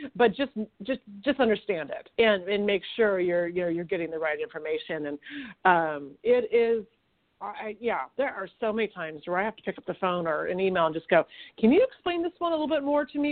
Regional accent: Sacramento, California, United States; I grew up in Sacramento

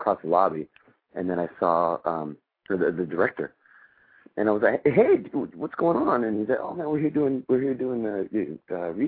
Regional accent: Los Angeles, California, United States; moved away as an adult; I'm born and raised in Los Angeles

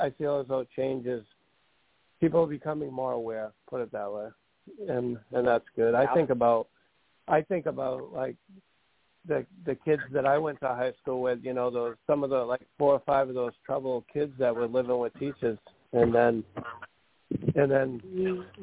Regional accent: Massachusetts, United States; I'm from Massachusetts

